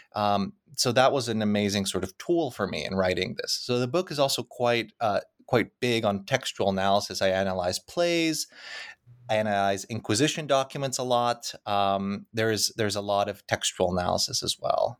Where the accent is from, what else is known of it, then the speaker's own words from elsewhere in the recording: Krakow, Lesser Poland, Poland; moved away; the fields outside of Krakow, which happens to be my hometown.